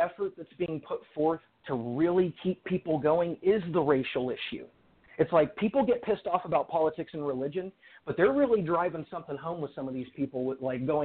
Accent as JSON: {"language": "English", "town": "Fresno", "region": "California", "country": "United States", "tie": "born or raised there", "said": "I'm from Fresno, California"}